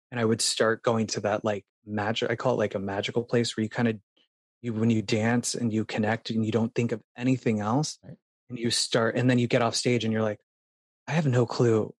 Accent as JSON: {"language": "English", "town": "Phoenix", "region": "Arizona", "country": "United States", "tie": "born or raised there", "moved": "as an adult", "lives_now": "New York City, United States", "said": "I'm from Phoenix, and up north we had a cabin in Payson, Arizona"}